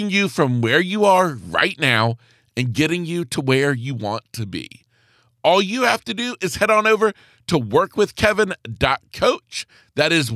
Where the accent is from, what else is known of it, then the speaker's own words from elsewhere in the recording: the South, United States; growing up in the South